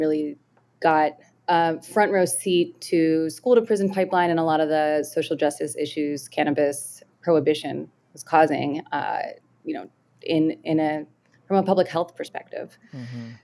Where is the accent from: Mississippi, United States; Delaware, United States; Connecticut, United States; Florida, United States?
Delaware, United States; growing up in Delaware